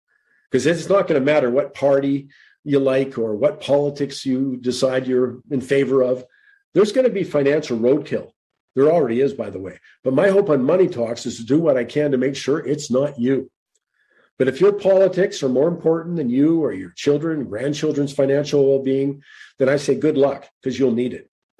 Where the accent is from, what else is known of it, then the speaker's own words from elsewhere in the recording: Canada; I just want to know, as a Canadian, what do the Charter of Rights sort of protect me with?